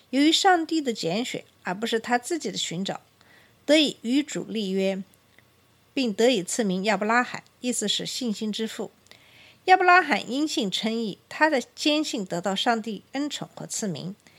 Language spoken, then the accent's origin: Chinese; China; 作为中国人